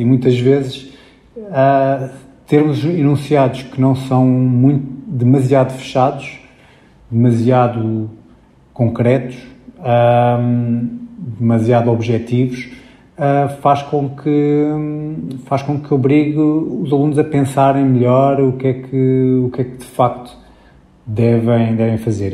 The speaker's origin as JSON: {"language": "Portuguese", "region": "Lisbon", "country": "Portugal", "tie": "born or raised there", "moved": "yes", "said": "durante muitos anos vivia em Lisboa, na, na, verdade nasci em Lisboa, mas estive fora e depois voltei a, a, à cidade."}